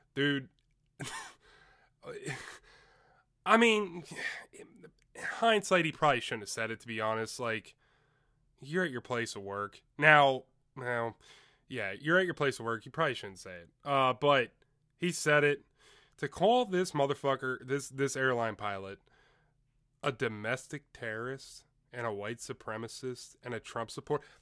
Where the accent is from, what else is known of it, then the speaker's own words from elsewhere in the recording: Chambersburg, Pennsylvania, United States; I'm from Chambersburg, run up in Altoona